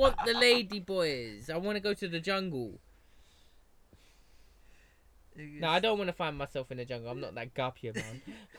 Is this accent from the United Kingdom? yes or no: yes; Essex, East of England, United Kingdom; accent: Essex; And with my accent, if I go over to America and that, and if I speak really Essex